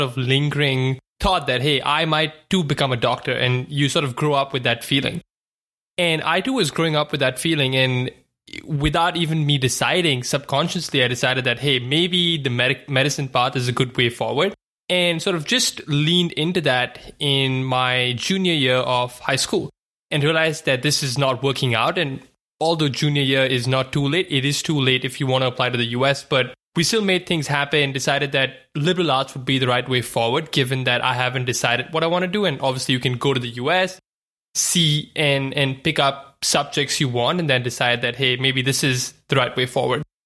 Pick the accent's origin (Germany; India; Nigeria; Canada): India; moved away as an adult; now in United States; was born and raised in India, you know, spent eighteen years of my life there